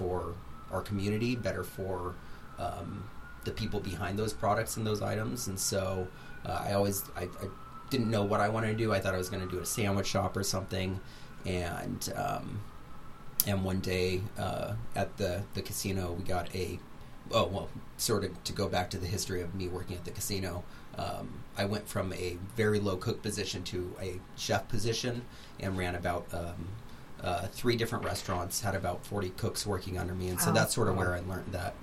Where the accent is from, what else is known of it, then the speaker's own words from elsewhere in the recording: Redlands, California, United States; growing up in Redlands and seeing the farmers and going to their farm stands as a little kid